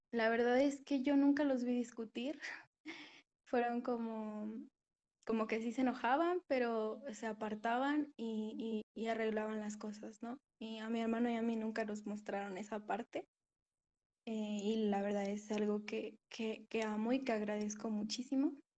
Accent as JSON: {"language": "Spanish", "region": "Puebla", "country": "Mexico", "said": "Soy de Puebla, México."}